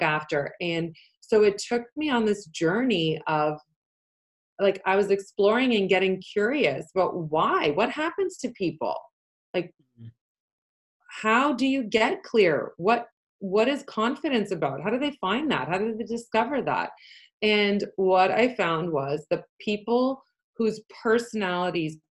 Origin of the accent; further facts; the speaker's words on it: Canada; first language Polish; English is a second language; I'm from Canada.